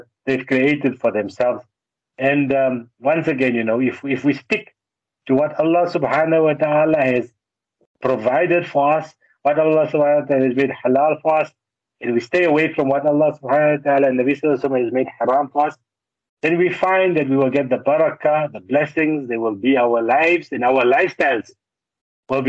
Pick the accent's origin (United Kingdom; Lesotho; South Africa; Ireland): South Africa; Johannesburg, Gauteng; I'm from Joburg. We speak Afrikaans as a second language